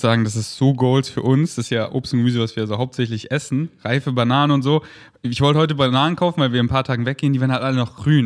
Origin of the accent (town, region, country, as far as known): Munich, Bavaria, Germany; now in Berlin, Germany